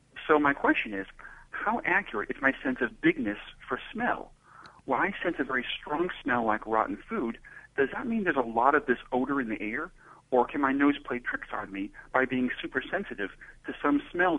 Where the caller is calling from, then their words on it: Cambridge, Massachusetts, United States; from Cambridge, Mass. In the USA.